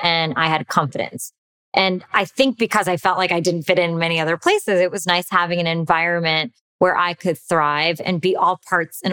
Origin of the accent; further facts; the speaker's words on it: United States; by being Indian and American growing up here.